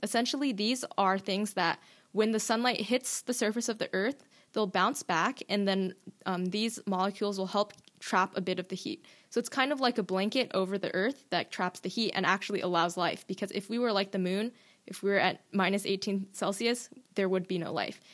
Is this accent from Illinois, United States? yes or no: no; Washington, United States; I'm born and raised in Washington, and like everyone who was born here, I grew up, um, loving the outdoors